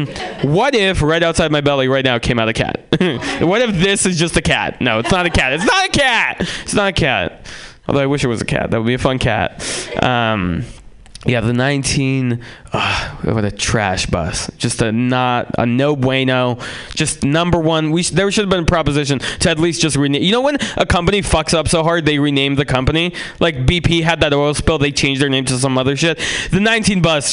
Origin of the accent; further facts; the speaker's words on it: San Francisco, California, United States; also born or lived in Russia; I grew up in San Francisco